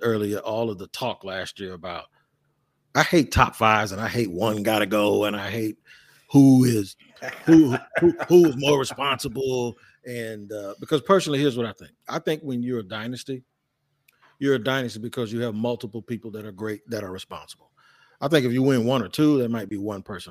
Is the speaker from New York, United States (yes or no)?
no; Jacksonville, Florida, United States; I'm from Jacksonville, where he's from